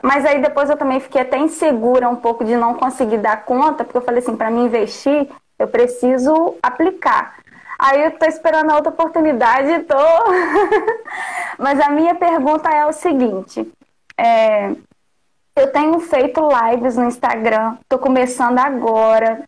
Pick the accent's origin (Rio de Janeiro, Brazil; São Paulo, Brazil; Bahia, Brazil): Rio de Janeiro, Brazil; Porciúncula; also born or lived in Belford Roxo / Natividade; Eu nasci em Porciúncula